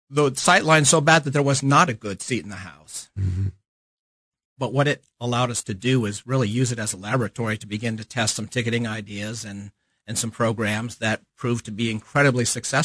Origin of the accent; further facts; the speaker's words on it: Palo Alto, California, United States; moved away as an adult; now in Kansas City, United States; my hometown of Palo Alto, California.